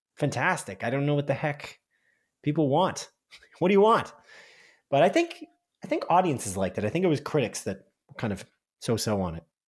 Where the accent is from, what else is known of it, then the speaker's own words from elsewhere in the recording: Canada; We're Canadian